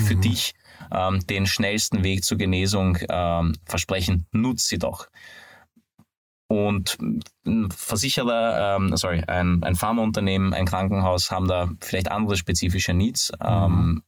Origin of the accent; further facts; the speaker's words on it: Hungary; moved away; bin aber ein gebürtiger Ungar